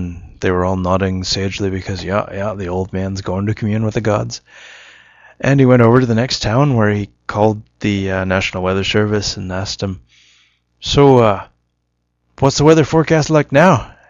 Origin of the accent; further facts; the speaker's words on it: Australia; accent: Australian; I apologize. I can't actually remember my Australian accent such as it is.